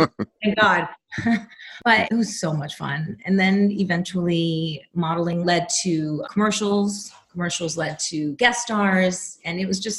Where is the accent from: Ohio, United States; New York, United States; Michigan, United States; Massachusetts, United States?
New York, United States; New York City; moved away; I am from New York City, born and raised.